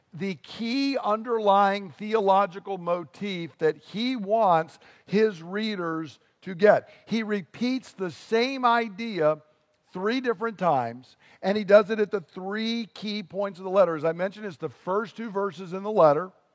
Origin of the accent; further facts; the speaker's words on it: United States; as an American